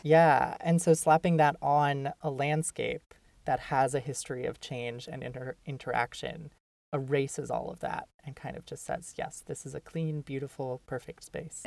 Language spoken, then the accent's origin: English; Minnesota, United States; now in New York City, United States; I'm from Minnesota originally